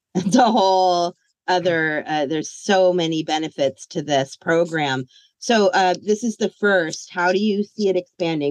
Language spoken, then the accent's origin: English; Northern California, United States; I'm from Northern California.